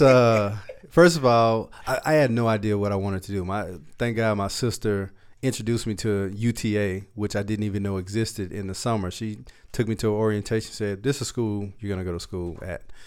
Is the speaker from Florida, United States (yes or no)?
no; Dallas, Texas, United States; Dallas, Texas is my hometown, uh, the area where we are now. So, um, I grew up in South Dallas